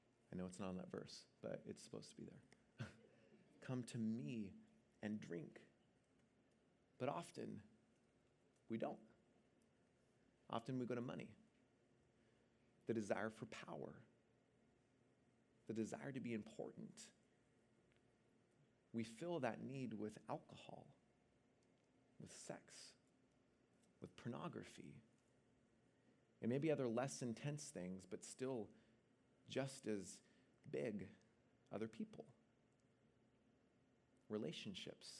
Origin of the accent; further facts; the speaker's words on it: Seattle, Washington, United States; now in Bay Area, United States; I'm originally from Seattle